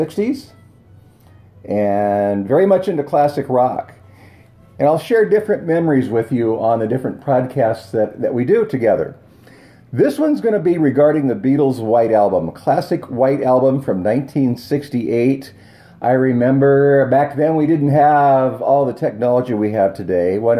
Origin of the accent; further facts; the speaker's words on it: Bellingham, Washington, United States; I grew up in Bellingham, Washington